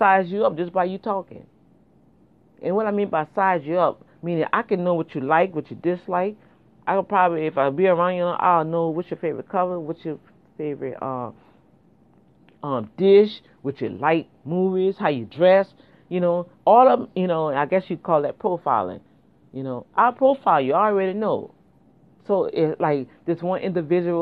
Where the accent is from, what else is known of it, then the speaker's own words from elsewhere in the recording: New Orleans, Louisiana, United States; moved away; That's how we grew up back in New Orleans